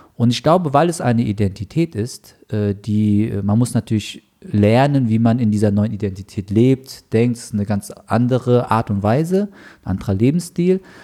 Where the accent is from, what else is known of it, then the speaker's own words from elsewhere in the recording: Frankfurt, Hesse, Germany; ich bin halt Frankfurter